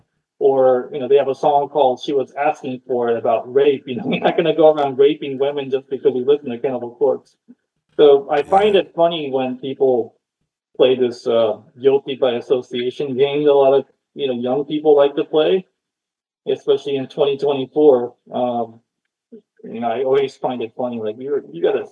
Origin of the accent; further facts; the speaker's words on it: Japan; also born or lived in Oakland, California; now in Austin, United States; I'm from Japan